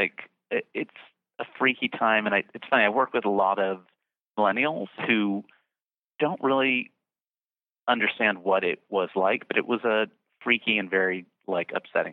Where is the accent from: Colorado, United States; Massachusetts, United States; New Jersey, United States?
New Jersey, United States; Bridgeton; I grew up in a town called Bridgeton, New Jersey, that really is in the middle of nowhere